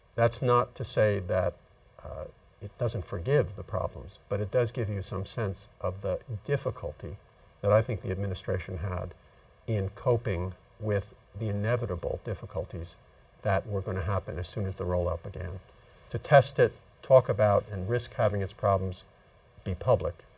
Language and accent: English; Massachusetts, United States; my home state of Massachusetts